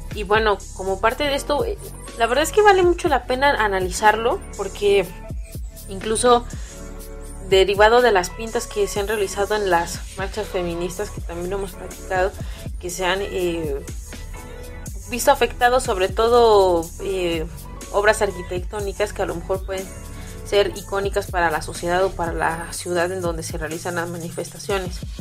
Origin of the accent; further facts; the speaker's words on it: Mexico; Así somos los mexicanos